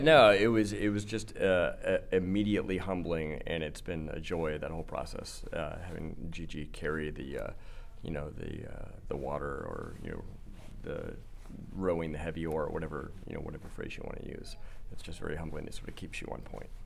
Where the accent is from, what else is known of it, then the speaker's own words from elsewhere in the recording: California, United States; I'm from California